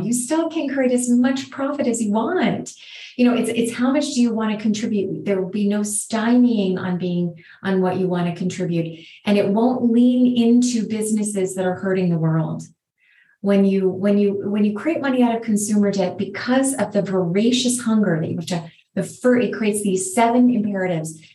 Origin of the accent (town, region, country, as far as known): United States